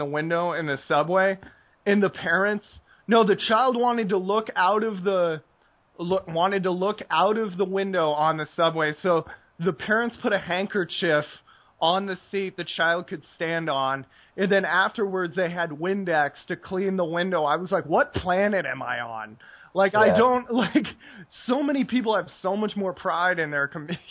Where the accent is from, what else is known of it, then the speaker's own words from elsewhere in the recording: United States; growing up in America